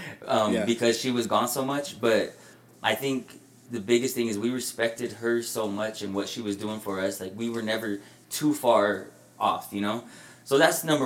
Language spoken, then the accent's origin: English; Denver, Colorado, United States; I was raised on the Federal Corridor